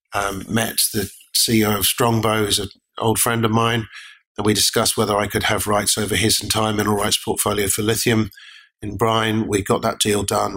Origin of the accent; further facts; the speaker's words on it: Lake District, North West England, United Kingdom; moved away; I was born in the Lake District. I wanted to go back and give it a go